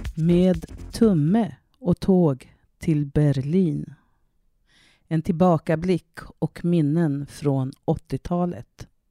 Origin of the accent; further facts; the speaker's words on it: Södermanland, Sweden; also born or lived in Canada / Härnösand; ett internatboende på Kesäters folkhögskola i Södermanland där jag växte upp